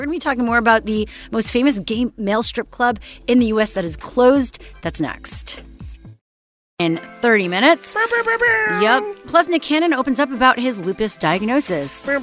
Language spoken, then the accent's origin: English; Montreal, Quebec, Canada; I'm from Montreal.